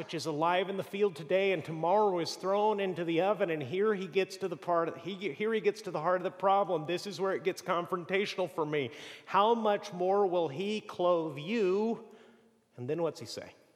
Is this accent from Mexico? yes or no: yes; Mexico; moved away; also born or lived in Boston; growing up in Mexico